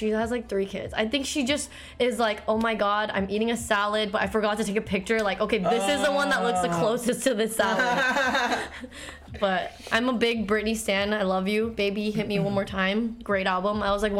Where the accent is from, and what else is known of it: Chino Hills, California, United States; born or raised there; also born or lived in Korea / Walnut, California / London